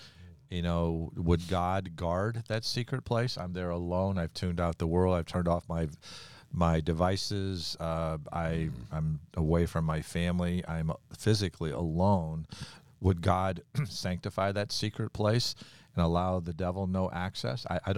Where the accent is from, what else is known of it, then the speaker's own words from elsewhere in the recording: New York, United States; I'm from New York, and we don't wait for that.